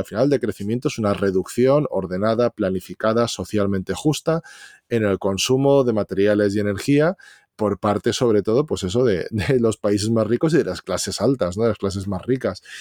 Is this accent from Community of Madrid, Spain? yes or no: no; Valencia, Valencian Community, Spain; soy de Valencia